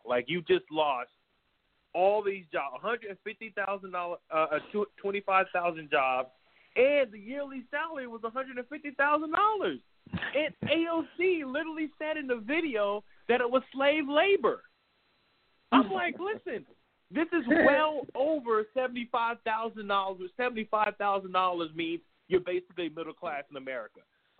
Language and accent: English; New York City, New York, United States; I'm a New Yorker